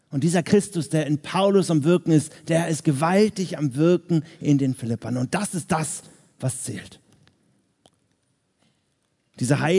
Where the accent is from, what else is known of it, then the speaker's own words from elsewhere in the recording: Hamburg, Germany; now in Vienna, Austria; ich komme jetzt aus Wien, dort lebe ich seit 13 Jahren, ich bin aber eigentlich Hamburger.